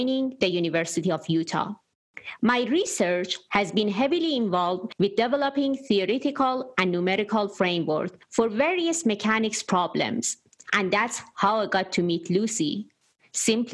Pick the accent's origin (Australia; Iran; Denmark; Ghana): Iran; Tehran, Tehran Province; moved away as an adult; now in United States; I grew up in Tehran, the capital of Iran.